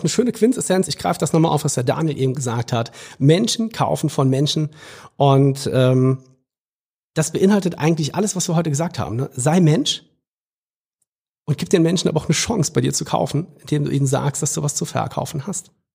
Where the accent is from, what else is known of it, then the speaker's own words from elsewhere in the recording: Trier, Rhineland-Palatinate, Germany; da, wo ich herkomme in Trier